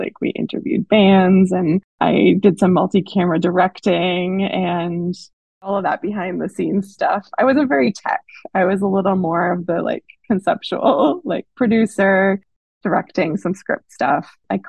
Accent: Belgium; also born or lived in Canada; now in Toronto, Canada; So I'm a Canadian and my mom is from Belgium. So I am also a Belgian. My family moved to Belgium when I was 6 or 7 years old. So when I was about to start second grade, like fully immersed in my second language.

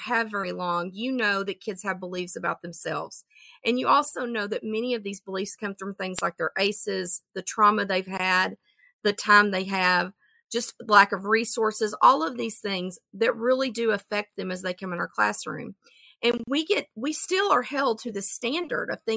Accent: Texas, United States; I'm from Texas

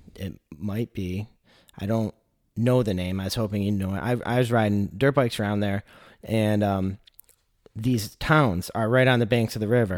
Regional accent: Michigan, United States; I'm from Michigan

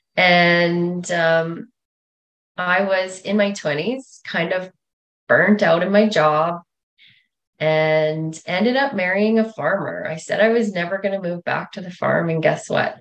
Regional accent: north of Russell, Manitoba, Canada; moved away as an adult; also born or lived in Regina, Saskatchewan; I grew up north of Russell, Manitoba

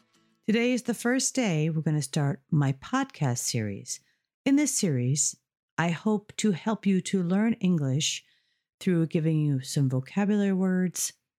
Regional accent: United States; moved away as an adult; now in Ireland; I'm from the United States, but I've been living in Ireland for over 30 years. So sometimes I have a mix of American vocabulary and Irish and or British vocabulary.

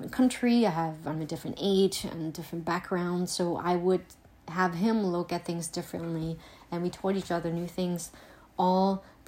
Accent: Germany; also born or lived in Eastern Pennsylvania; now in Pennsylvania, United States; I am originally from Germany and now live in Eastern PA

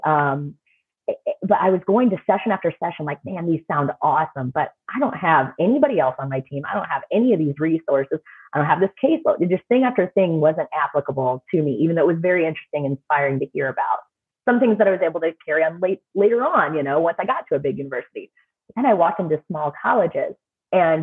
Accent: St. Louis, Missouri, United States; I'm from the St. Louis area

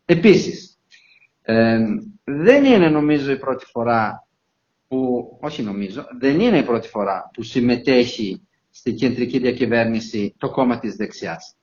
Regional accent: Italy; now in Heraklion, Greece; Ιταλός πολίτης, αλλά ως Ιταλο-Έλληνας πολίτης

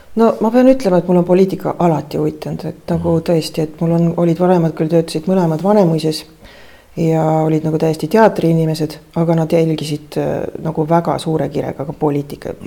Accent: Tartu, Tartu County, Estonia; mina sündisin eh, Tartus

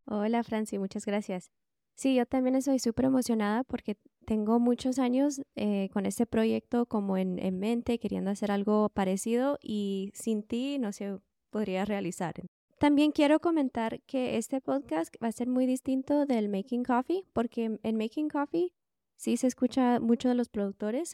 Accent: California, United States; also born or lived in Guatemala; yo nací en Guatemala, pero estudié en los Estados Unidos. Entonces, cuando tenía cinco años, eh, nos fuimos de Guatemala a California

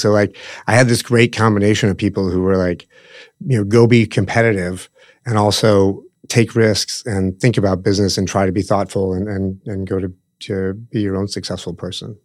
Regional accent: Omaha, Nebraska, United States; We, we grew up in Omaha

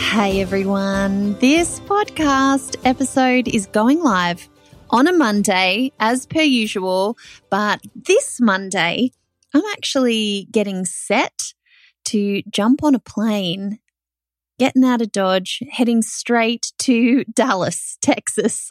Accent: Australia; as an Australian

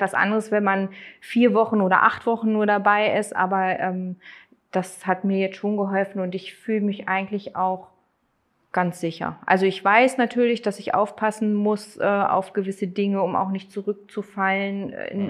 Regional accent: Neustadt, Germany; ich komme aus Neustadt, also gar nicht so weit weg von hier

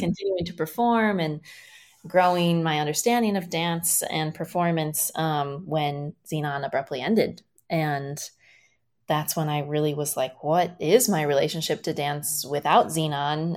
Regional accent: small town Iowa, United States; moved away as an adult; also born or lived in Minneapolis, Minnesota; being from small town Iowa

